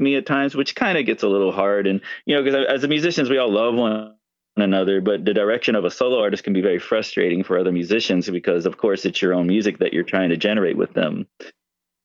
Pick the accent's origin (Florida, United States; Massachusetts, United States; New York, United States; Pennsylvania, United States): Florida, United States; moved away as an adult; also born or lived in California; I'm originally from Florida. I moved to California